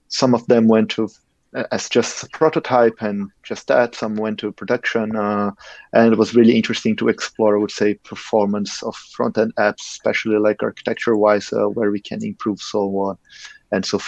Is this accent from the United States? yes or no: no; Brazil; moved away as an adult; now in Germany; I come from Brazil